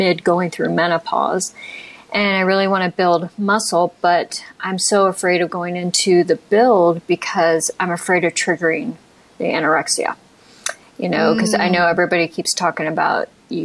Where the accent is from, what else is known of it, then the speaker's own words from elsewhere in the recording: Ohio, United States; now in San Francisco, United States; I'm from Ohio